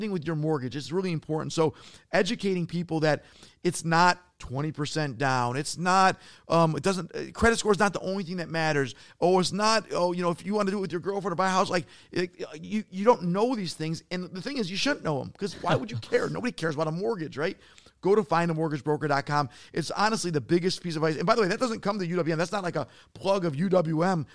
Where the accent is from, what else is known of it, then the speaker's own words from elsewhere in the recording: Detroit, Michigan, United States; I'm from Detroit.